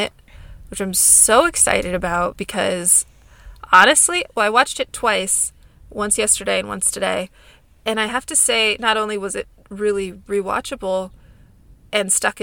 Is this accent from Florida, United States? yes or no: no; California, United States; I'm from California. I've grown up here my whole life.